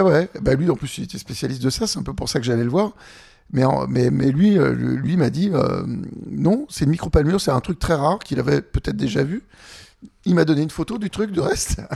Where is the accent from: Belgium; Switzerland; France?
France; Annecy, Auvergne-Rhône-Alpes; J'ai grandi à Annecy